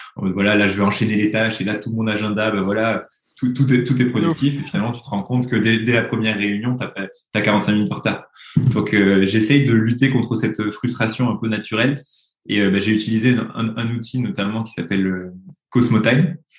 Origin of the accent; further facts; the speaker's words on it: Toulouse, Occitania, France; now in Paris, France; je suis euh, toulousain de naissance et parisien d'adoption